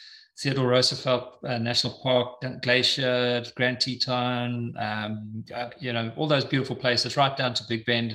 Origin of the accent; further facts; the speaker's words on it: Eswatini; moved away; I'm originally from Swaziland, now known as the Kingdom of Eswatini